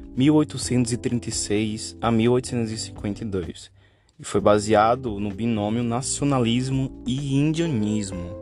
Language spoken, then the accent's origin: Portuguese; Brazil; aqui no nosso querido Brasil